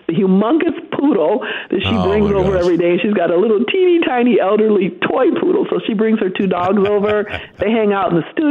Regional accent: St. Joseph, Michigan, United States; I started in my childhood was in St. Joseph. Then as an adult, I lived in the Grand Rapids area.

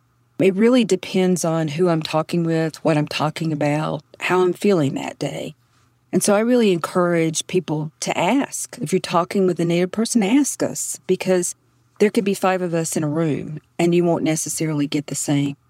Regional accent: southeastern North Carolina, United States; accent: Southern; I grew up in North Carolina, hence my deeply Southern accent. My tribe is Kahari. It's C-O-H-A-R-I-E. And it's one of eight tribes in North Carolina. Growing up, I was always an Indian, American Indian or Indian.

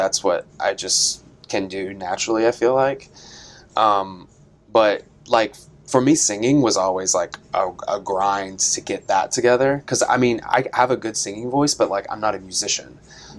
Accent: East Tennessee, United States; I'm from East Tennessee, like boys do not dance where I'm from

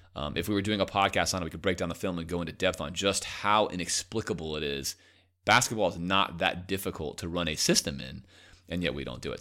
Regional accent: Coral Gables, Florida, United States; I grew up right outside Coral Gables

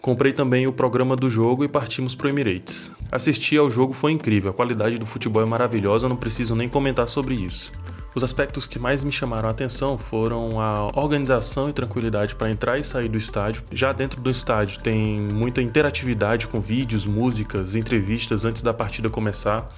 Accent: Brasília, Federal District, Brazil; eu sou de Brasília

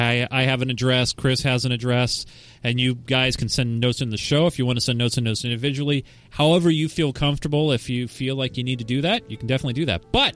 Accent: Netherlands; English is a second language; I'm from the Netherlands, as you could probably tell by my English.

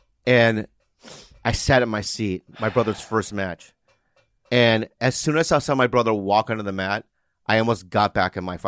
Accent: San Diego, California, United States; So I'm from San Diego.

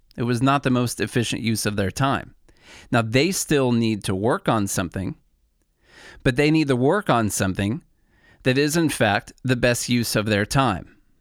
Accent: Illinois, United States; moved away as an adult; now in Nashville, United States; I'm originally from Illinois. I've been in Nashville, Tennessee now for about ten years.

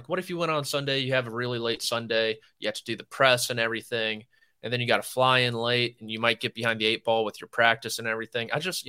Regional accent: Virginia, United States; Ooh, I'm from Northern Virginia.

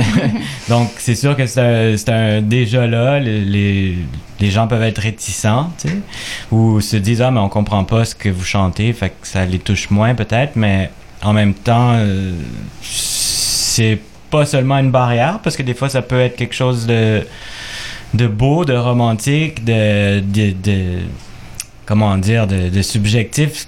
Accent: Quebec, Canada; québécois d'origine chilienne, on pourrait dire chilécois

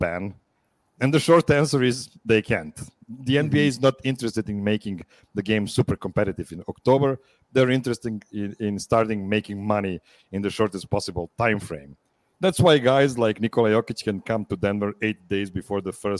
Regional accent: Pančevo, Vojvodina, Serbia; used to live in my hometown

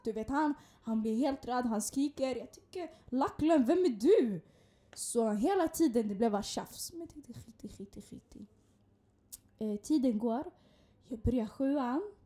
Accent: Stockholm, Stockholm County, Sweden; vi gick tillsammans när vi var yngre i Hagsätra

